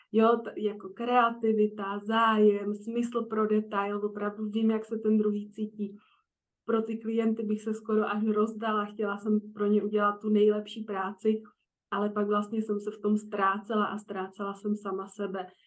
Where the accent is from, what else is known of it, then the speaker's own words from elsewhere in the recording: Prague, Czechia; moved away as an adult; also born or lived in Frankfurt; Já teda pocházím z Prahy